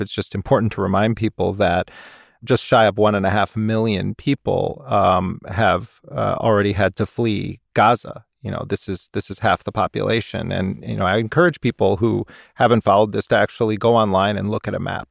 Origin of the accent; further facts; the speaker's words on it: United States; as an American